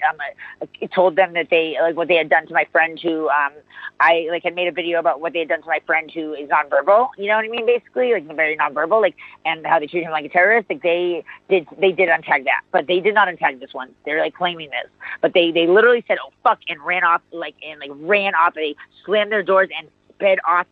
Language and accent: English; United States; I'm an American. I'm a fucking American